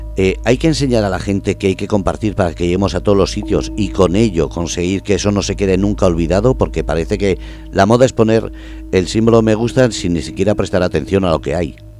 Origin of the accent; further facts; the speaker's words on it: Basque Country, Spain; soy vasco